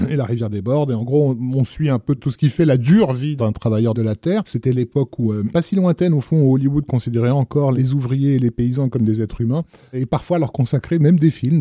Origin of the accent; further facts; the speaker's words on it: France; chez nous en France